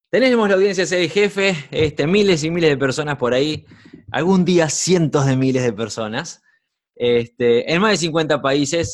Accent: Uruguay; cinco años viviendo en mi país, en Uruguay

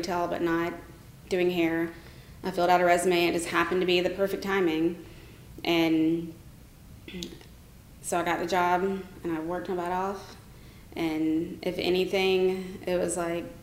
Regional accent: Rome, Georgia, United States; moved away as an adult; also born or lived in Marietta, Georgia; now in Atlanta, United States; I grew up in Rome, Georgia

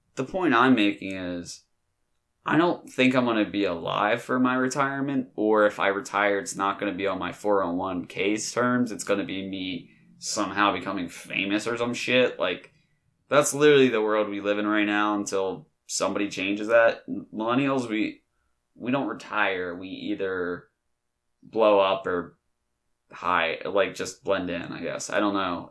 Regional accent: Delaware, United States; I'm from Delaware

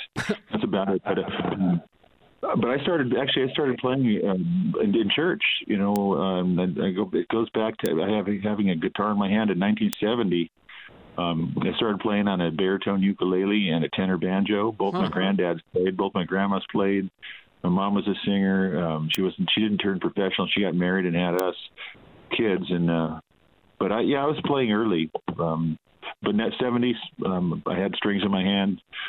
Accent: Pasadena, California, United States; also born or lived in Hawaii / Tokyo, Japan / Altadena; It was 117 degrees when I was born in late September. And, you know, I spent a lot of my life here. Lived in Hawaii for a little bit, in Tokyo, Japan. But it's always been back here to Pasadena. Actually, Altadena, is where I live.

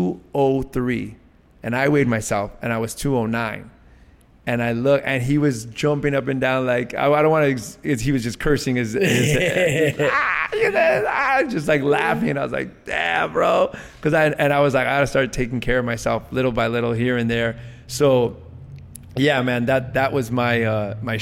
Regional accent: Los Angeles, California, United States; I was raised around Latino culture because I'm from LA. I went to public school in Eagle Rock.

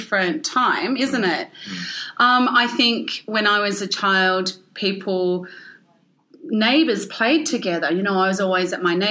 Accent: Ballarat, Victoria, Australia; first language English; now in Melbourne, Australia; I grew up in Ballarat

